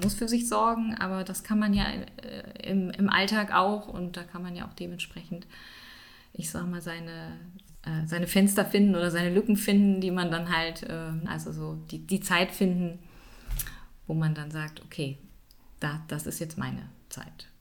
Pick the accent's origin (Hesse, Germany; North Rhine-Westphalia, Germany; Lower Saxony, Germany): North Rhine-Westphalia, Germany; Düsseldorf; moved away as an adult; now in Siebengebirge, Germany; bin ursprünglich aus Düsseldorf, wohne jetzt aber im schönen, sozusagen Siebengebirge bin ich beheimatet, schon seit gut 20 Jahren